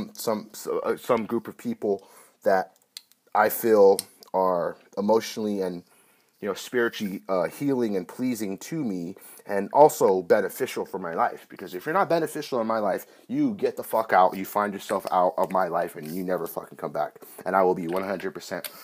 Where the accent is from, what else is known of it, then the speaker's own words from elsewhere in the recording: Northern California, United States; I'm some guy from California, you know, Northern California, a young 23-year-old guy